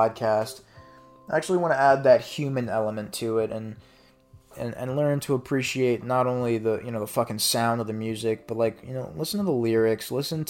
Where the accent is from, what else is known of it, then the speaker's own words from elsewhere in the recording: St. Louis, Missouri, United States; my hometown of St. Louis